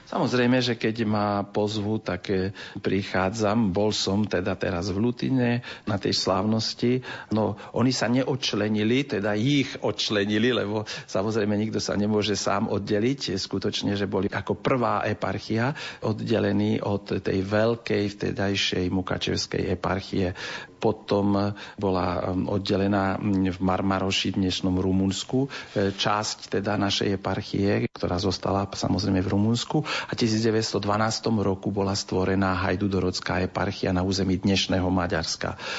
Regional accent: Transcarpathia, Zakarpattia Oblast, Ukraine; U nás na našom území, my sme jediné územie z Ukrajiny

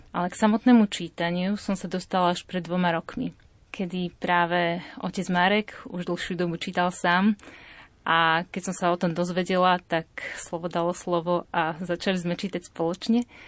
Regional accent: Považská Bystrica, Trenčín Region, Slovakia; Pochádzam z Považia, som z Považskej Bystrice

